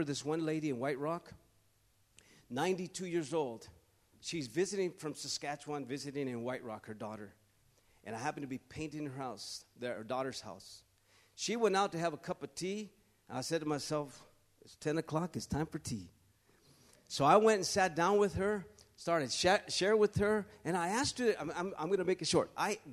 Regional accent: California, United States; I'm from California

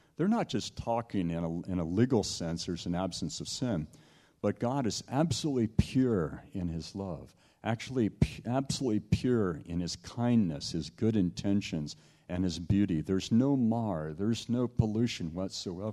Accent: Southern California, United States; also born or lived in Toronto, Canada; I grew up in Southern California

